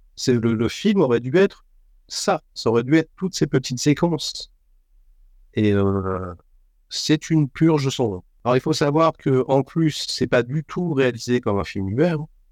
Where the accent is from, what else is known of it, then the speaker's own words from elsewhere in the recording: France; je suis français de souche